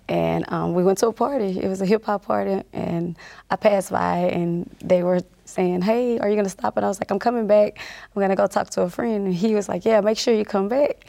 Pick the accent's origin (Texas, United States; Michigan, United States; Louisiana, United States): Louisiana, United States; North; I grew up in North Louisiana